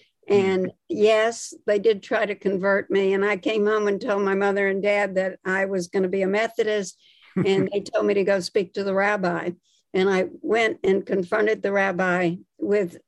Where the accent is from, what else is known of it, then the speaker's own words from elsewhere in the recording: Atlanta, Georgia, United States; moved away as an adult; now in Washington, United States; I grew up in Atlanta, Georgia